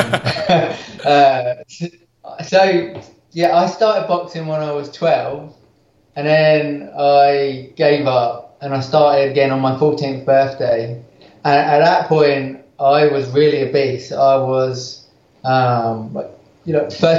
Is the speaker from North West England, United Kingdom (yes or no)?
no; Crawley, South East England, United Kingdom; moved away as an adult; also born or lived in West London / Christchurch, New Zealand; now in North Carolina, United States; I'm from Crawley in England originally, and I went to a pretty bad school.